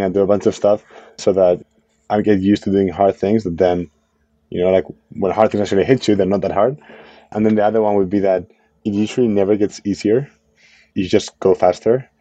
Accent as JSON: {"language": "English", "country": "Spain", "moved": "as an adult", "lives_now": "United States", "said": "I'm from Spain, right? So like I'm, I'm an immigrant founder in, in the US"}